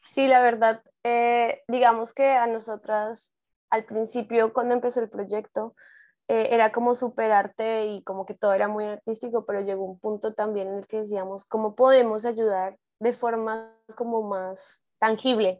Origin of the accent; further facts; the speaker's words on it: Colombia; moved away as an adult; now in Mexico; igual soy colombiana, pero vivo ya en México